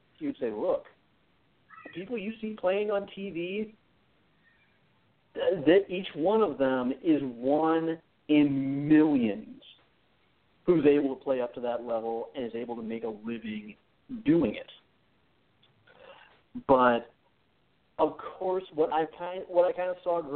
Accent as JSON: {"language": "English", "town": "Mitchell", "region": "South Dakota", "country": "United States", "tie": "born or raised there", "moved": "yes", "said": "when I grew up in Mitchell, South Dakota."}